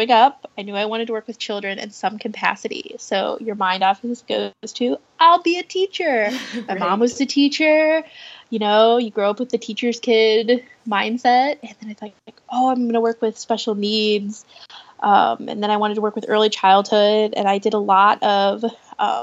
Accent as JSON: {"language": "English", "town": "St. Louis", "region": "Missouri", "country": "United States", "said": "I'm from St. Louis"}